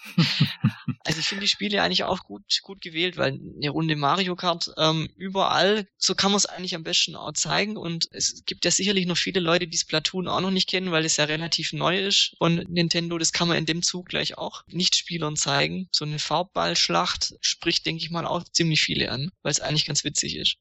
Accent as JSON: {"language": "German", "region": "Swabia", "country": "Germany", "said": "Ich bin ja auch Schwabe"}